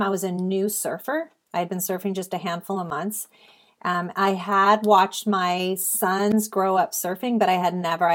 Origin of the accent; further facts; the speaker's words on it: Salinas, California, United States; I grew up in the Salinas Valley, which is known in the central coast of California as the salad bowl of the world